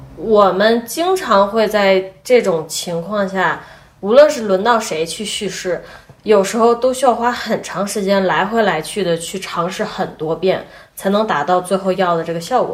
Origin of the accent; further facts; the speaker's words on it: China; 我们中国人